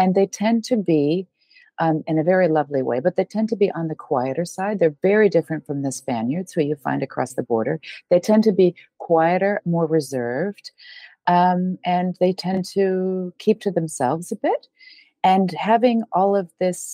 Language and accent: English; United States; moved away as an adult; now in Portugal; I'm American